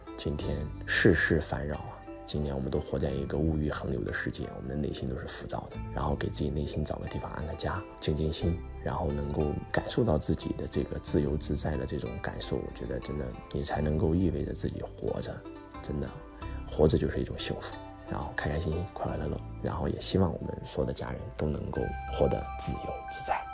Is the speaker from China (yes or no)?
yes; China; 特别是我们中国人不要报旅行团啊！